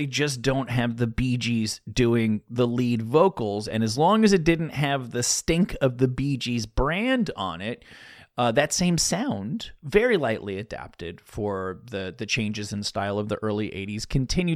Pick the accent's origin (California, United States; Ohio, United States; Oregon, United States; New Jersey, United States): New Jersey, United States; Northern; I'm from Northern New Jersey, so I know what a 201 area code means